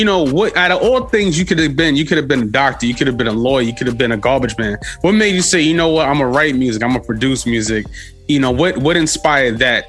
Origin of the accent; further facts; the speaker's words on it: New York City, New York, United States; I'm from Manhattan as well too. I'm from Harlem.